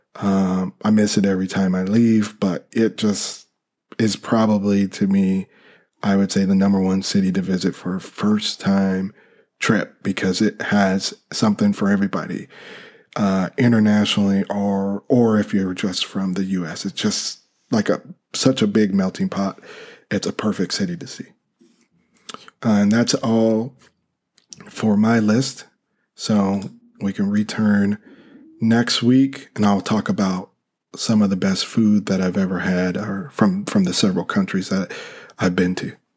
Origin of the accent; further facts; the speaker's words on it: United States; I'm from the Western Hemisphere, uh, in the U S